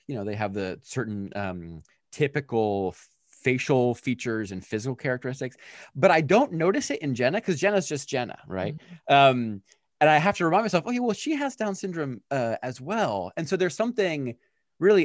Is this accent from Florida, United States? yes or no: no; Pennsylvania, United States; I grew up in Pennsylvania with my family